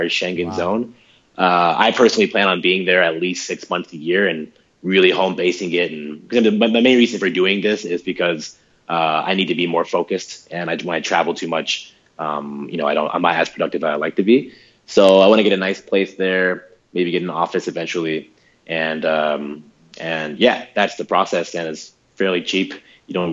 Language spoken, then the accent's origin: English; United States; I'm speaking just as an American